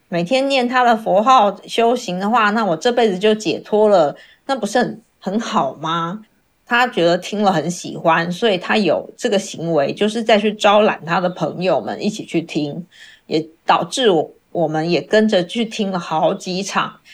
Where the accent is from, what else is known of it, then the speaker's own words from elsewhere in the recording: Taiwan; 我是来自台湾的